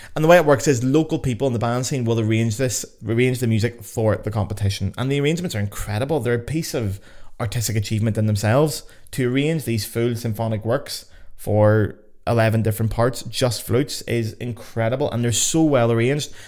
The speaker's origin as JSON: {"language": "English", "town": "Lisburn", "region": "Northern Ireland", "country": "United Kingdom", "tie": "born or raised there", "also_born_or_lived": "Belfast", "said": "my hometown of Lisburn."}